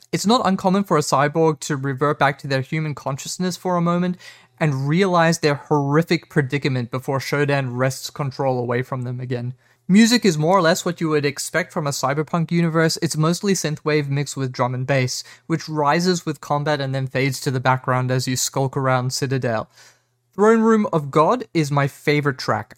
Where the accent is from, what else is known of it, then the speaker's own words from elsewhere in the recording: South Africa; I'm South African